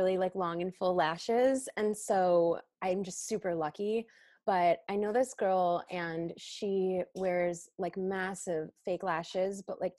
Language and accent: English; Chicago, Illinois, United States; Like I came from Chicago. So like, you know, we're wearing all black, we're looking sharp. It's the city.